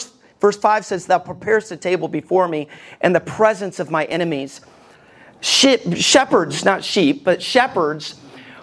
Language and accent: English; Alabama, United States; I grew up in Alabama